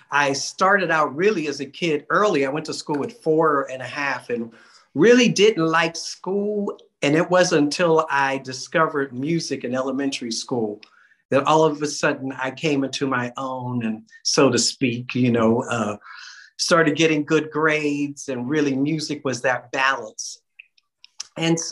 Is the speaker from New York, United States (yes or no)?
no; Pittsburgh, Pennsylvania, United States; I grew up in Pittsburgh, Pennsylvania